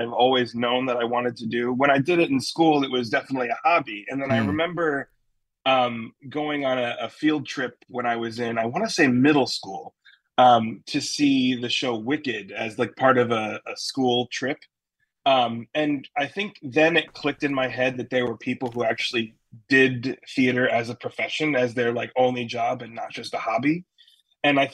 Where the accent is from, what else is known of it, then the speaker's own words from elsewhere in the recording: Fairfield, Connecticut, United States; I grew up in Fairfield, Connecticut, not terribly far from where you guys are. So I've always kind of been a New England boy